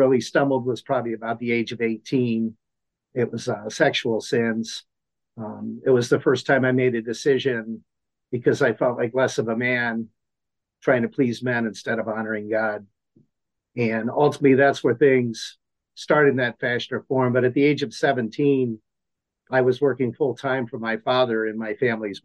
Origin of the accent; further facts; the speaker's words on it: Akron, Ohio, United States; also born or lived in Cuyahoga Falls, Ohio; born and raised in Akron, Ohio